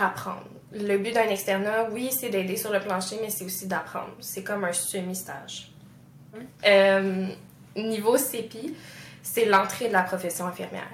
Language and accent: French; Quebec, Canada; chez nous au Québec